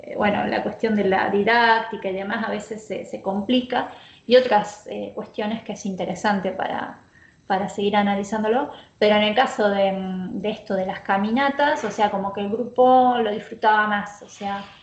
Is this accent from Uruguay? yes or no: no; Santa Rosa, La Pampa, Argentina; moved away as an adult; now in Bahía Blanca, Argentina; Yo soy de Santa Rosa, em, he vivido en otros lugares, pero bueno, hace ya un poco más de 10 años, ya serían como 14 años, a mm. 15 que estoy acá